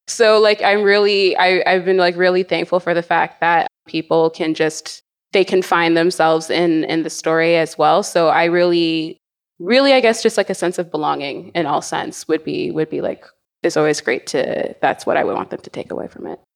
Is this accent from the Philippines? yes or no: no; Canada; also born or lived in United States; being Canadian